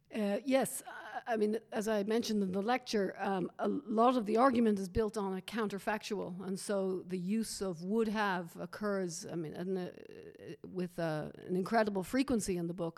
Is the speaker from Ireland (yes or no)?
yes; Dublin, Leinster, Ireland; moved away; my being Irish